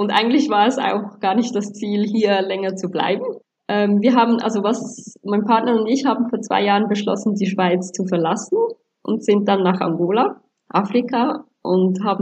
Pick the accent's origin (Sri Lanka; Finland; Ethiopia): Sri Lanka; Ähm, ich komme ursprünglich auch aus Sri Lanka, aber habe bis anhin eigentlich kaum das Land wirklich gekannt oder näheren Bezug gehabt, war mir eigentlich eher auch was Fremdes.